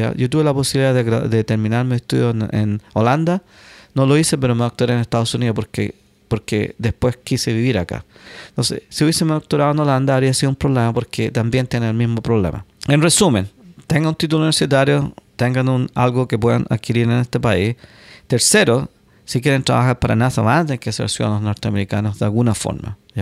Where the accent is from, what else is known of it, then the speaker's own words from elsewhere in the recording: Chile; moved away as an adult; now in United States; yo soy el único chileno que ha llegado ya